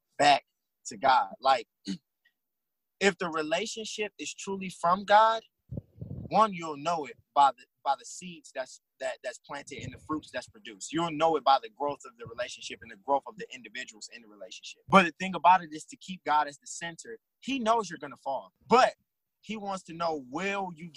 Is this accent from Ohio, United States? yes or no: yes; Cleveland, Ohio, United States; we're both from Cleveland now